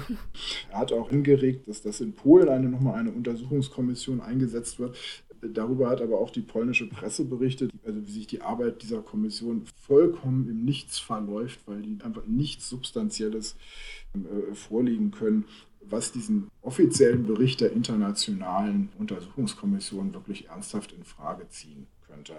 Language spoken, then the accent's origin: German; Germany; wir als Deutsche